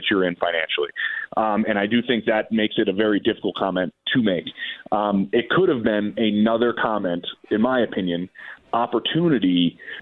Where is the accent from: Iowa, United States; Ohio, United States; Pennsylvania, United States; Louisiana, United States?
Pennsylvania, United States; Philadelphia; I'm from Philly